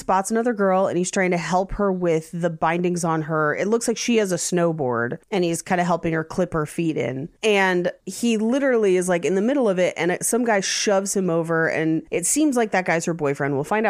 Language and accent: English; California, United States; So growing up in the Bay Area, when we would go to Santa Cruz, there's a lift that goes just back and forth across the beach.